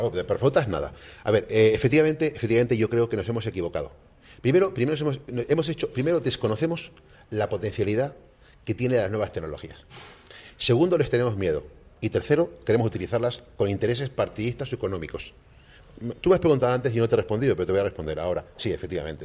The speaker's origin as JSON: {"language": "Spanish", "region": "Canary Islands", "country": "Spain", "said": "mi experiencia como español"}